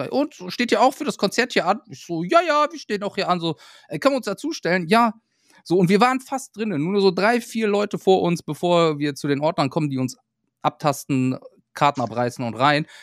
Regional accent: Düsseldorf, North Rhine-Westphalia, Germany; So, ja, wir kommen aus Düsseldorf und alles.

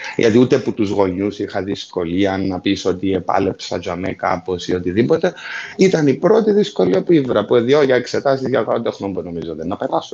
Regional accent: Larnaca, Larnaca District, Cyprus; moved away; also born or lived in England

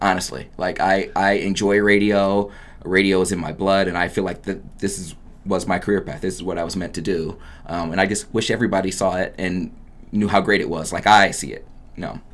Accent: Oberlin, Ohio, United States; moved away as an adult; also born or lived in Akron, Ohio; I'm born and raised in Oberlin, Ohio

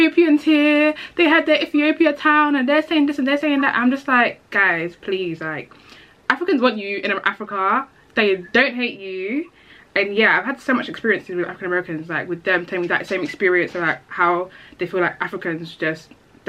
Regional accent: United Kingdom; I feel like even as British blacks, we are affected by their culture in itself

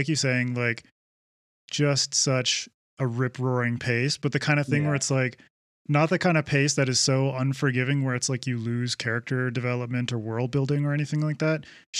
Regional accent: Vancouver Island, British Columbia, Canada; I grew up on Vancouver Island

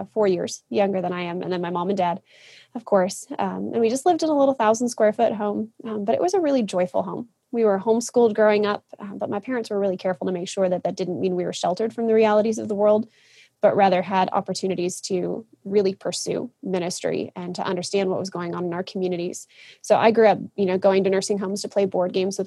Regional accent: Kalamazoo, Michigan, United States; I grew up in a little town called Kalamazoo, Michigan.

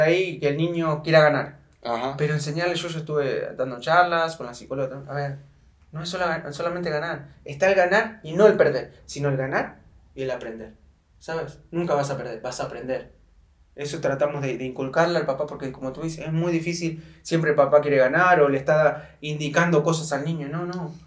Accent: Argentina; moved away as an adult; also born or lived in Chile / Thailand / Belarus; now in Mexico; salí de Argentina

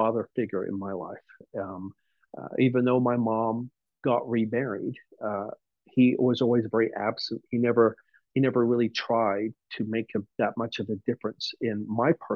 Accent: England, United Kingdom; moved away; I was born and raised in England

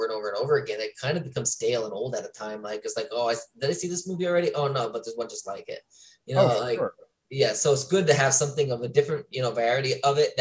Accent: Pennsylvania, United States; moved away as an adult; now in Maryland, United States; I'm originally from Pennsylvania, and I go home like every other weekend or so.

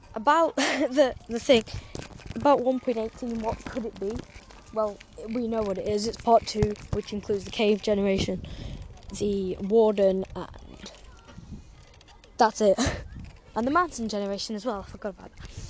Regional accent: England, United Kingdom; I wanted England to win because it's my home country

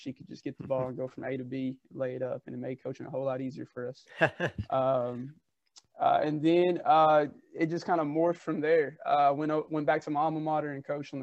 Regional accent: Bloomfield, Kentucky, United States; I grew up in Bloomfield, Kentucky. It's a small rural town just south of Louisville, Kentucky

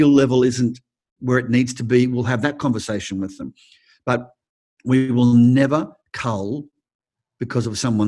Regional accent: Australia; also born or lived in United States; a lot of Americans don't even know we're Australian

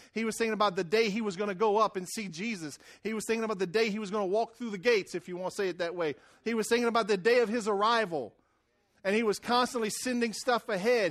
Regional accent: Louisiana, United States; moved away; I came from Wrangler, Louisiana, and I wore right white rubber boots, and we fished and cut sugarcane

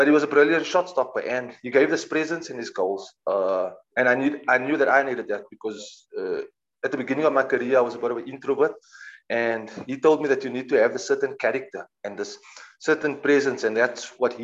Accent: Cape Town, Western Cape, South Africa; moved away as an adult; also born or lived in Johannesburg, South Africa; now in London, United Kingdom; I'm started at the age of 7 at Bluebells in Cape Town

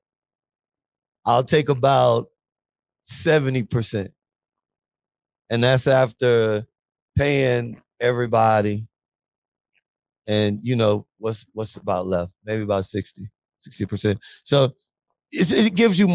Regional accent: Biloxi, Mississippi, United States; also born or lived in Atlanta, Georgia; now in New Orleans, United States; I'm from New Orleans, I live in New Orleans, Louisiana. But I'm actually from Biloxi, Mississippi

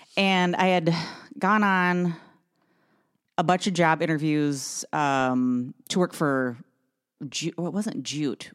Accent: Brainerd, Minnesota, United States; moved away; I grew up in Brainerd

